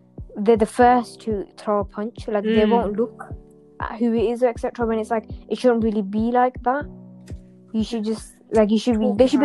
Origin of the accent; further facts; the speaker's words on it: United Kingdom; I'm a British Pakistani.